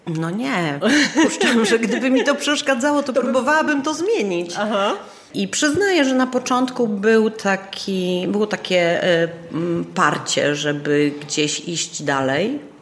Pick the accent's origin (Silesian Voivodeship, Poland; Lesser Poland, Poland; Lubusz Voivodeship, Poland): Lesser Poland, Poland; Kraków; first language Polish; moved away as an adult; also born or lived in Chrzanów; now in Cieszyn, Poland; pochodzę z Chrzanowa, że, że moje młodzieńcze lata to był Kraków